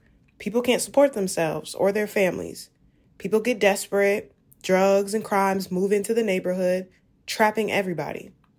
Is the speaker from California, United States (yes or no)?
yes; Oakland, California, United States; moved away as an adult; also born or lived in Champaign, Illinois; now in Chicago, United States; I grew up in East Oakland, where it wasn't a surprise to hear about a shootout on a day-to-day basis.